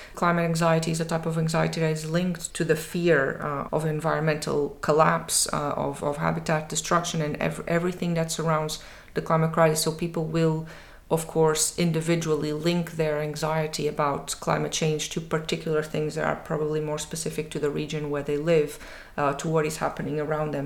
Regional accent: Portugal; moved away as an adult; now in Edinburgh, United Kingdom; my home country, Portugal

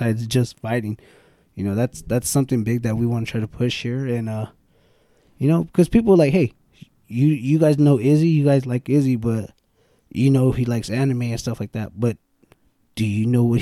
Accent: Bakersfield, California, United States; We're from Bakersfield

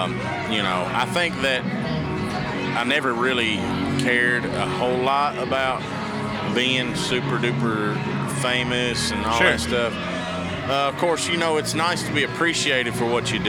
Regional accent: central Kentucky, United States; I was born in Stamford, Kentucky, raised in Bergen, which is right dead center

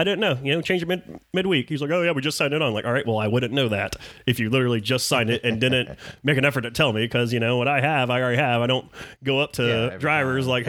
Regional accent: Burleson, Texas, United States; Burleson, my hometown

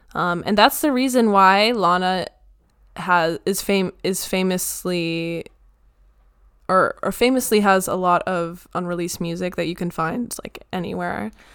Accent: United States; I'm an American.

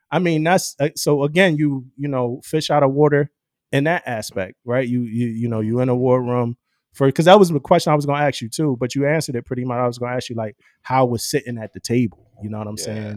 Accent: Philadelphia, Pennsylvania, United States; I'm from Philly

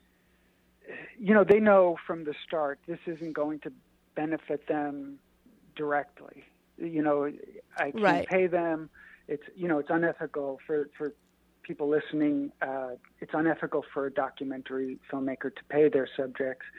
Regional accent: New York, United States; I'm a guy from New York

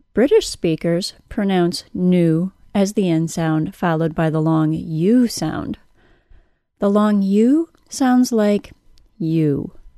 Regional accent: United States; accent: American; my American accent

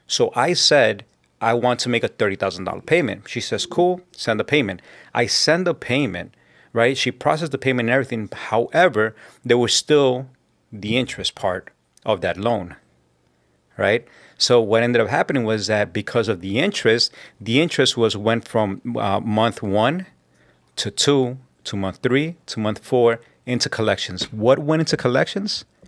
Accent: New York City, New York, United States; also born or lived in South Jamaica, Queens / Colombia; I was born in Southside Jamaica, Queens, and I was raised and grew up in Corona

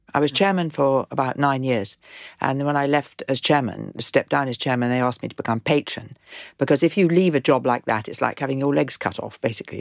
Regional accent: Lake District, North West England, United Kingdom; moved away as an adult; also born or lived in Burbank, California; now in Kent, United Kingdom; I was from the Lake District.

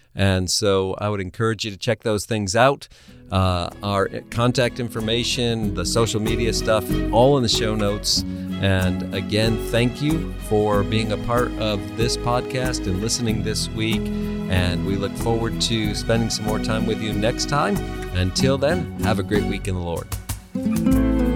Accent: New England, United States; moved away; I am originally from New England, where families live in the same house for generations.

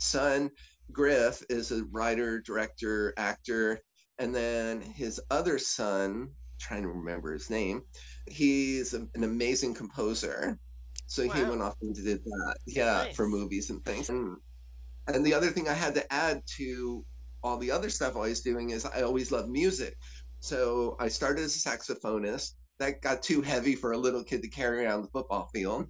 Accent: northern New Jersey, United States; I grew up in northern Jersey.

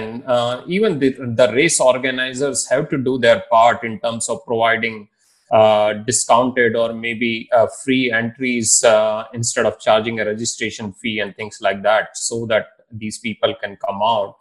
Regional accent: Indore, Madhya Pradesh, India; I am from Indore

